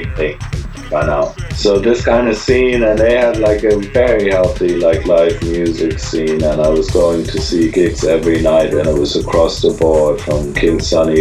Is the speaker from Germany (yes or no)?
yes; Heidelberg, Baden-Württemberg, Germany; I was born and raised in Heidelberg, Germany, south of Frankfurt